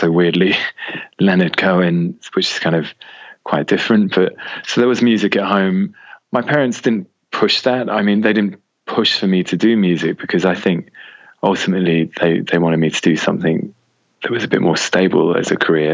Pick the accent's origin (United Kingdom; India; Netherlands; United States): United Kingdom; Oxford, South East England; also born or lived in France; now in England; So I grew up in Oxford, which is about an hour away from London